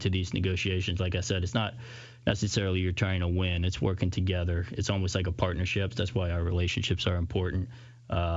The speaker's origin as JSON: {"language": "English", "region": "Louisiana", "country": "United States", "tie": "born or raised there", "said": "I growing up in Louisiana, huge Saints fan growing up"}